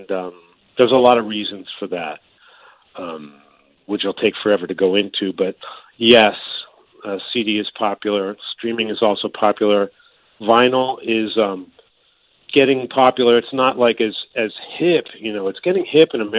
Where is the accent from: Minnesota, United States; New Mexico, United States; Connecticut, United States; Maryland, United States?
Maryland, United States; now in Japan; I grew up in Maryland, and it's right on the border of the North and South